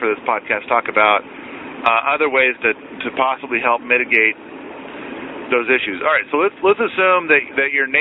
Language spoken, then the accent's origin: English; United States; as an American